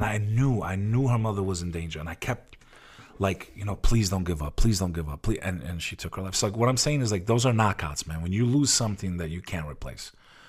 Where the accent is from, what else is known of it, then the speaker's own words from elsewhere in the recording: New Jersey, United States; Like, my town where I grew up, I grew up on the Hudson River facing Manhattan.